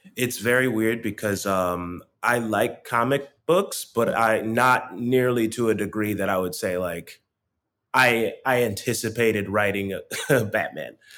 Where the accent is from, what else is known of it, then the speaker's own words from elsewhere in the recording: Stone Mountain, Georgia, United States; now in New York, United States; I am also from Atlanta